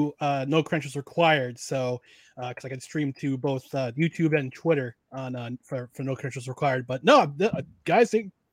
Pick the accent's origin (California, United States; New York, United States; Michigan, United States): New York, United States; we're both from the Mighty 518.